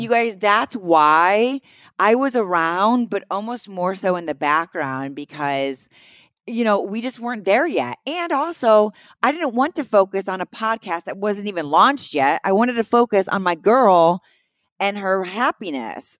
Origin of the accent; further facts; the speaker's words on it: New York City, New York, United States; I'm from Staten Island